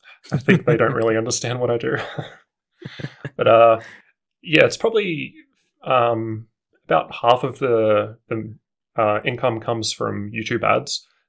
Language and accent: English; Darwin, Northern Territory, Australia; now in Canberra, Australia; So I'm originally from Darwin, but I've lived here since 2003. I think I moved here just after the bushfires.